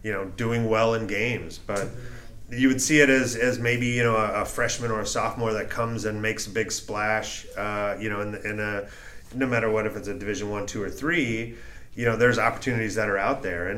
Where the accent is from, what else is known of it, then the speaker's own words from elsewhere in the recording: Orange County, Southern California, United States; I grew up down in Orange County in Southern California